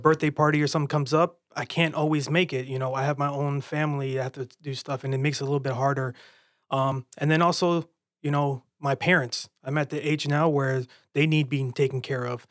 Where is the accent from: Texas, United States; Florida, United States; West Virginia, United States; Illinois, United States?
Florida, United States; growing up in Florida, man, I just lived at the beach